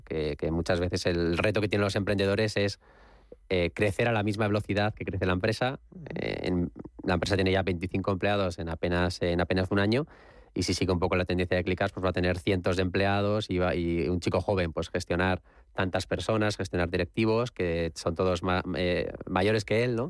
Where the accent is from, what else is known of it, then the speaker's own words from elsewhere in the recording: Alicante, Valencian Community, Spain; also born or lived in Madrid; yo he vivido gran parte de mi, infancia en Alicante y para mí, aunque soy nacido en Madrid, pero me considero mitad